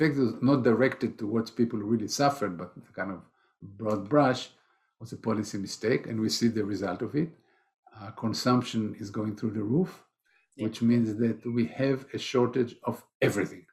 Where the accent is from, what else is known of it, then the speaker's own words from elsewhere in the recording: Israel; moved away; I'm originally from Israel